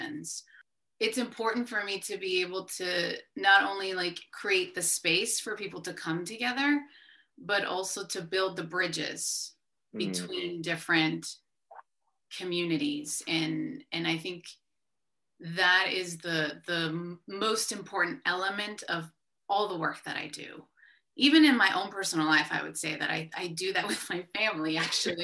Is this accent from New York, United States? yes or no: no; San Diego, California, United States; born or raised there; first language Spanish; English is a second language; moved away as an adult; also born or lived in Columbus, Ohio